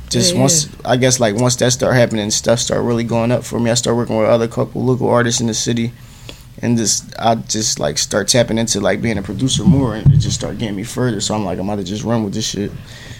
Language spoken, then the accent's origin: English; Philadelphia, Pennsylvania, United States; I'm from North Philly. I'm from the hood.